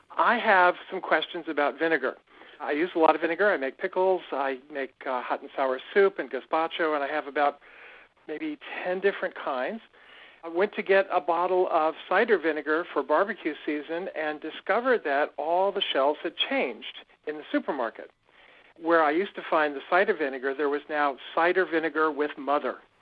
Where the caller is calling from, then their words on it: Bel Air, Maryland, United States; I'm calling from Bel Air, Maryland, in the uh, upper corner of the state.